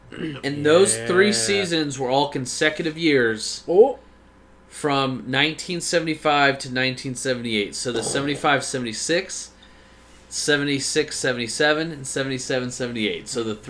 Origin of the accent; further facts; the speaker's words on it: Australia; We don't talk hockey, also. We're Australian. The Aussies.